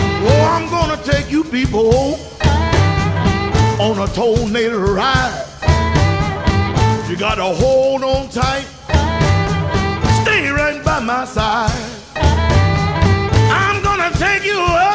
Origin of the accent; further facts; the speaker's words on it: East Texas, United States; I grew up in East Texas.